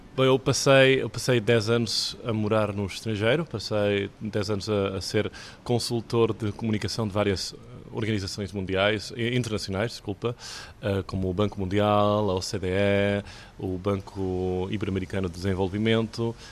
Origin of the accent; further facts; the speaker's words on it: Catalonia, Spain; Eu nasci aqui na Catalunha, de pai catalão e mãe portuguesa